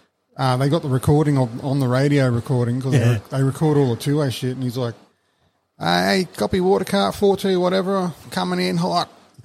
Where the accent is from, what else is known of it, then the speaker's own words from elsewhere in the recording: Australia; also born or lived in Brisbane / Ingham / Adelaide; I was born in Brizzy.